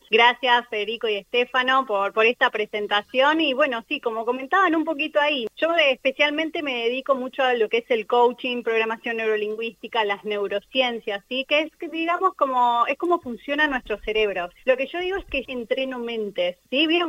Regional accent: Argentina; now in Punta del Este, Uruguay; yo soy argentina, hace dos años me vine a vivir a Uruguay, estoy en Punta del Este gracias a un uruguayo.

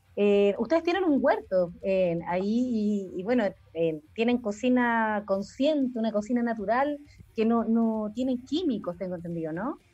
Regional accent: Maipú, Santiago Metropolitan Region, Chile; yo soy de Maipú

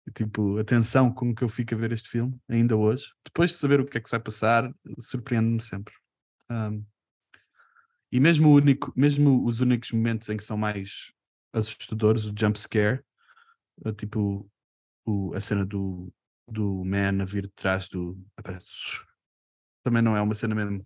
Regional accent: Portugal; somos portugueses

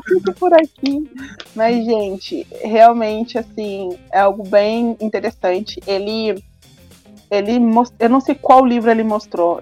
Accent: Brazil; sou do Brasil

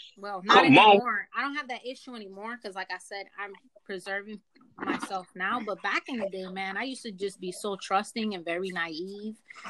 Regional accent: New York, United States; I'm from New York.

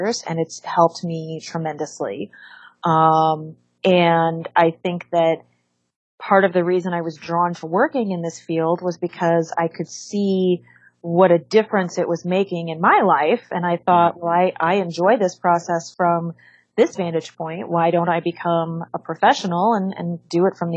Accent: Los Angeles, California, United States; also born or lived in San Diego; I'm from Los Angeles, but I went to UC San Diego to get my undergrad, degree before I came back to LA for my master's and my doctorate

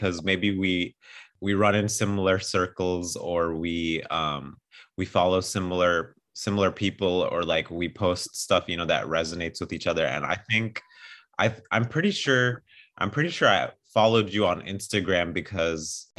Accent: Ethiopia; moved away; also born or lived in Illinois; I grew up in Ethiopia, and Ethiopia is kind of like the cultural hub of Africa

